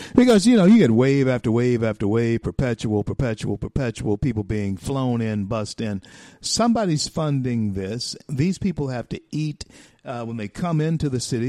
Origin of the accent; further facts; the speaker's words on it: the South, United States; I'm a Southerner. Um, hey, listen, my history as a black man in this country runs through, starts in, roots are grounded in the South